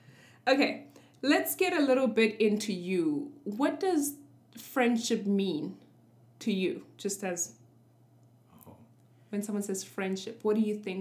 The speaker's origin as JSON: {"language": "English", "country": "South Africa", "tie": "born or raised there", "said": "I grew up in South Africa, which I don't know if you know, but has like a considerable Indian population."}